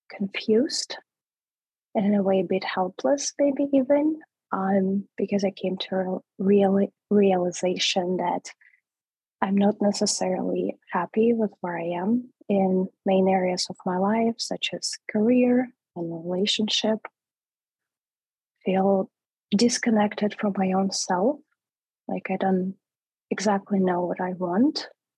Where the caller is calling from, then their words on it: San Francisco, California, United States; San Francisco.